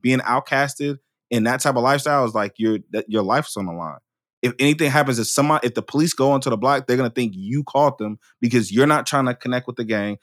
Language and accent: English; Oakland, California, United States; I'm from Oakland, right? And I could have been any statistic that came out of Oakland